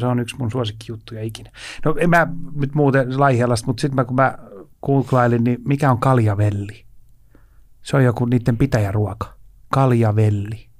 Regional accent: Helsinki, Uusimaa, Finland; mä oon Helsingistä kotoisin

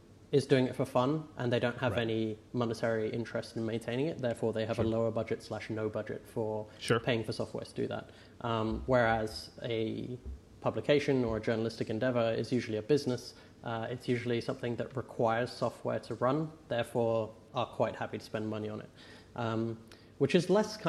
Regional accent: England, United Kingdom; I'm English

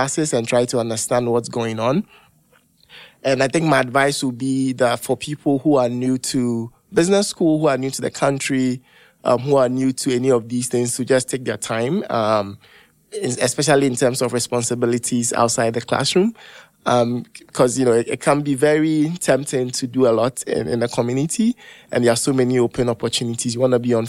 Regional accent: Ghana; moved away as an adult; I come from Ghana, very, very different culture

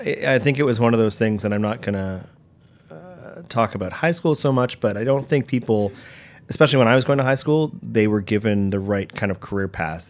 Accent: Toronto, Ontario, Canada; moved away as an adult; now in New York, United States; I was born in, yeah, I was born in Toronto and, uh, you know, great upbringing

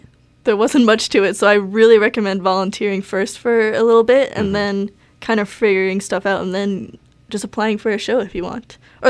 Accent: Oakville, Ontario, Canada; now in Hamilton, Canada; I live here now, but I'm from Oakville.

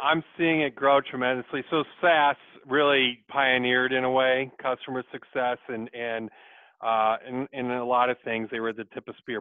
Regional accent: Michigan, United States; also born or lived in Dodge City, Kansas; born in Dodge City, but grew up in Michigan and went to Western Michigan University for my undergrad

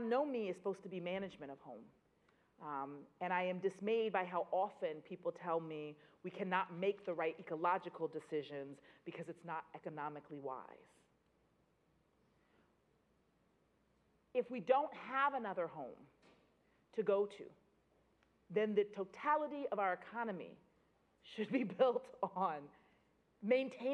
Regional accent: Boston, Massachusetts, United States; I grew up in Boston when we didn't have a grocery store

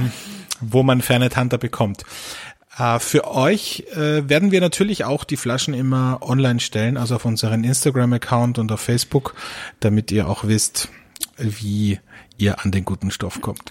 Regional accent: Austria; bei uns in Österreich

